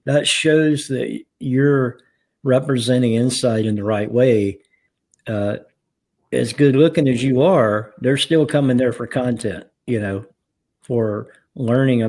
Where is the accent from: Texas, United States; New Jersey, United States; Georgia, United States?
Georgia, United States; Atlanta; growing up in the Atlanta area